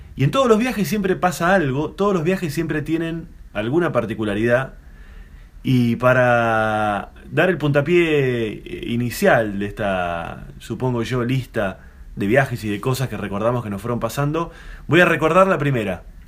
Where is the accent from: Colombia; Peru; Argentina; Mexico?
Argentina; como buen argentino